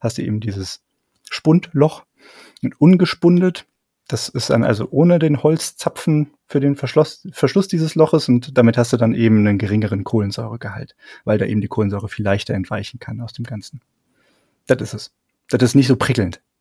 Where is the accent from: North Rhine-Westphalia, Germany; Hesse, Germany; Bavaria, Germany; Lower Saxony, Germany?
Bavaria, Germany; also ungespundetes Bier, das kann ich dir als Franke natürlich ganz gut erklären.